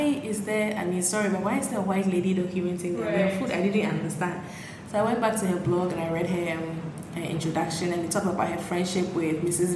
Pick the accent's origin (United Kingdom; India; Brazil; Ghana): Ghana; Medina and Adenta, Greater Accra; I grew up at between Medina and Adenta.